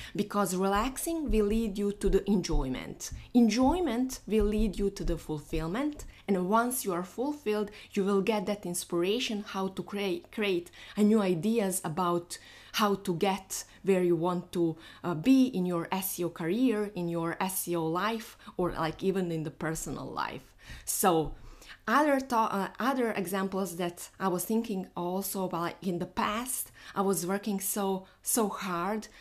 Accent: Bosnia & Herzegovina; moved away; So today I'm flying to my home because I am from Bosnia

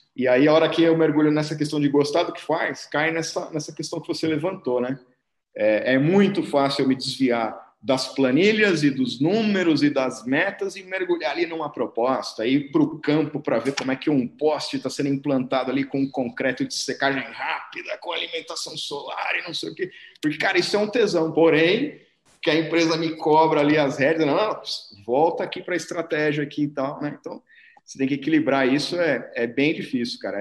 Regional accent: São Paulo, Brazil; Sou paulistano, é, cresci em Pirituba aqui, que não é uma outra cidade, tá, galera? Pirituba é um bairro de São Paulo aqui

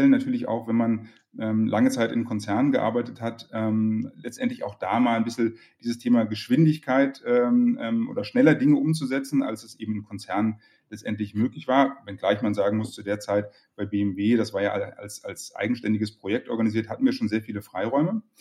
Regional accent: Berlin, Germany; aufgewachsen in Berlin, dort äh, ähm, BWL und Philosophie studiert

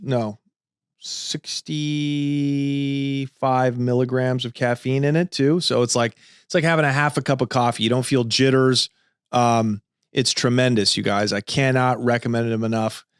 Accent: Los Angeles, California, United States; Made in Venice, California, Los Angeles, my hometown

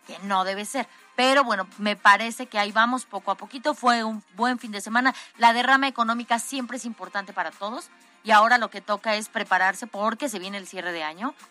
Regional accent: Mexico

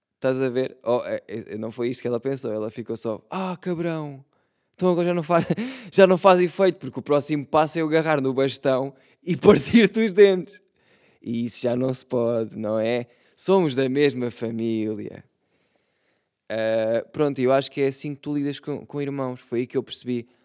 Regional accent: Setúbal, Portugal; Eu sou de Setúbal também

